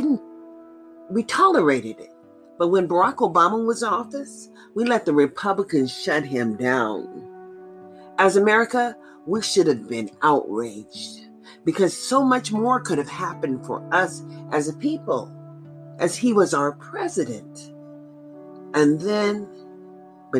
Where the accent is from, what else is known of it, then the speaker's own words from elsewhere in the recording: United States; I've always been an American